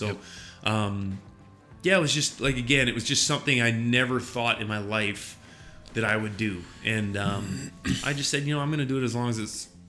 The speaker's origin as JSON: {"language": "English", "area": "Vancouver Island", "region": "British Columbia", "country": "Canada", "also_born_or_lived": "New Hampshire, United States", "moved": "as an adult", "lives_now": "North Carolina, United States", "said": "I'm from Vancouver Island, British Columbia. Came to the United States on a hockey scholarship."}